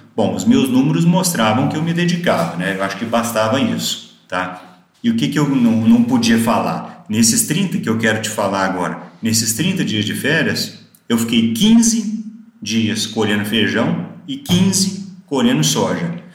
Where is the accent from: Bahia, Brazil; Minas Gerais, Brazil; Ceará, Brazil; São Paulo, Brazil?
Minas Gerais, Brazil; Araxá; moved away as an adult; also born or lived in Uberaba / Goiânia / Rio Verde; surgiu a vaga em Araxá, né, minha cidade natal, onde a gente tinha fazenda.